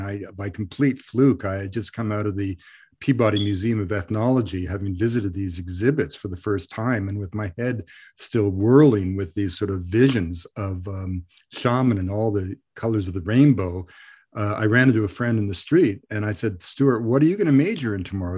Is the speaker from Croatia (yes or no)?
no; Canada; also born or lived in Ireland; I grew up of, you, you know, in, in Canada